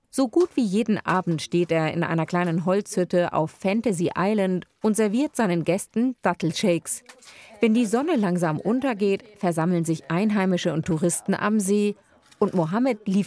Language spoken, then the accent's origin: German; Rimini, Emilia-Romagna, Italy; German is a second language; Italien {S1} essen wir sie immer zu Weihnachten, jedenfalls in meiner Heimatstadt Rimini.